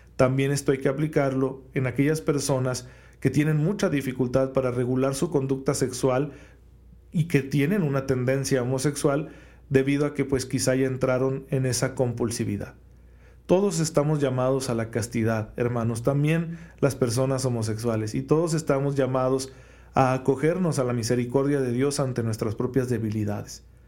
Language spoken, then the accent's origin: Spanish; Mexico; especialmente como mexicanos